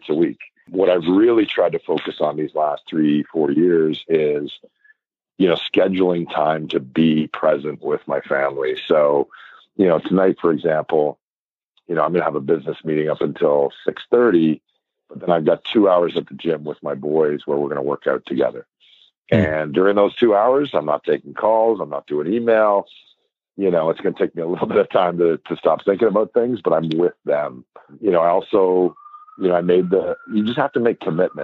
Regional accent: Toronto, Ontario, Canada; moved away as an adult; now in Vancouver, Canada; I'm born and bred in Toronto, Scarborough

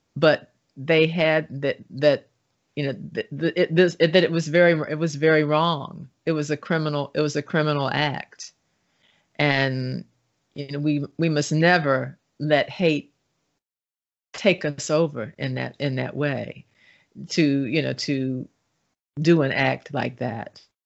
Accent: Baltimore, Maryland, United States; growing up in Baltimore in the nineteen sixties and nineteen seventies

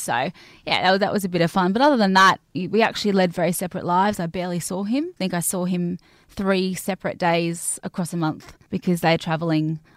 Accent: Cairns, Queensland, Australia; I grew up in Cairns in North Queensland

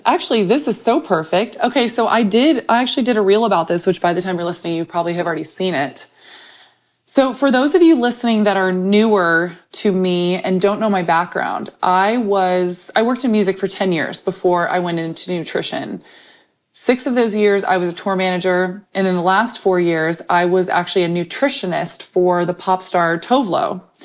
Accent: Texas, United States; as a Texan

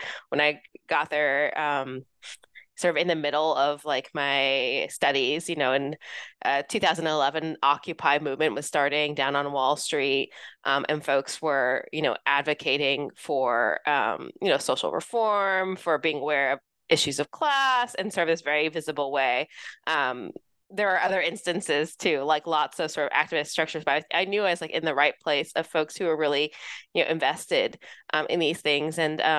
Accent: Los Angeles, California, United States; also born or lived in New York City; Yeah, so I grew up in Southern California, Los Angeles area.

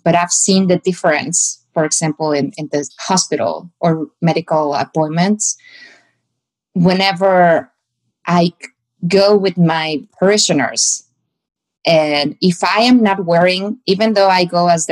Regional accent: Mexico; moved away; I'm still a woman and I'm still from Mexico and I still have a quote unquote accent

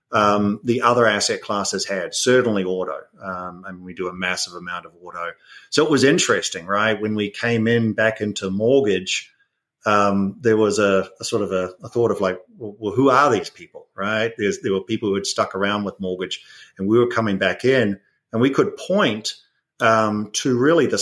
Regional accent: New Zealand; moved away as an adult; also born or lived in United Kingdom; now in United States; everyone might hear an accent. So I'm originally from New Zealand

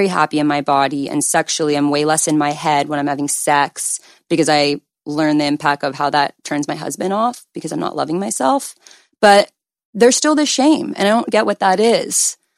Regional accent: Calabasas, California, United States; I'm 24, but by the time it does, it'll probably be 25. And I grew up in Calabasas, so I literally went to high school with like Kylie Jenner.

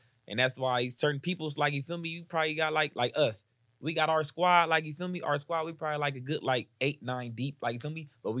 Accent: Atlanta, Georgia, United States; I'm from South Atlanta, Georgia, like, you feel me? So I was born in this shit

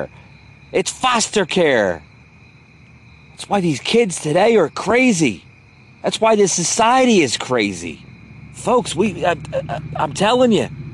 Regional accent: United States; I have rights as an American citizen

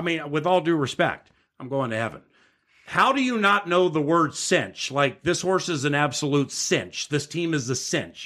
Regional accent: Washington, District of Columbia, United States; moved away; also born or lived in San Francisco / Los Angeles; I grew up in Washington, D C

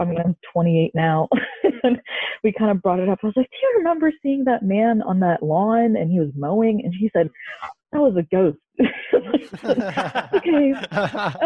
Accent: Columbia, Missouri, United States; I am from Columbia, Missouri

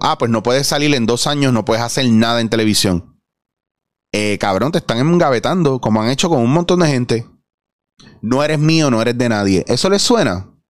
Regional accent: Puerto Rico; nosotros como puertorriqueños

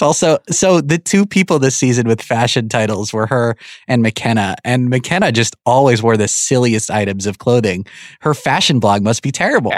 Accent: New York, United States; I'm from New York

